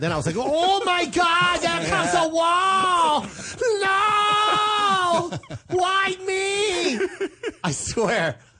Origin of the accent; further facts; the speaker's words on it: Philippines; I'm like, I'm Filipino.